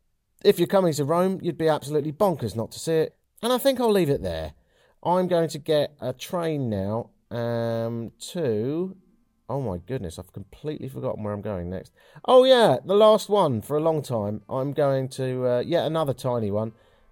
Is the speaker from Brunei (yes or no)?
no; London, United Kingdom; in the same way that I, as a Londoner, wouldn't dream about having fish and chips in Covent Garden.